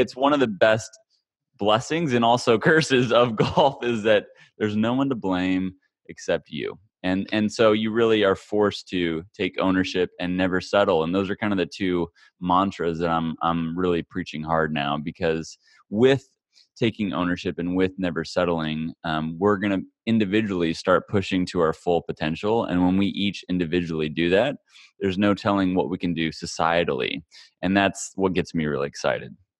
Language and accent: English; Kansas, United States; I grew up in Kansas, of all places, the middle of America